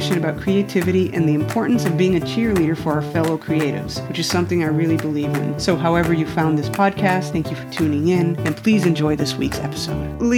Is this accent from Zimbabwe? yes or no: no; Mexico; So I'm the youngest of six. I don't know if you remember that. And I grew up in Mexico and the whole family was on a vacation in Acapulco.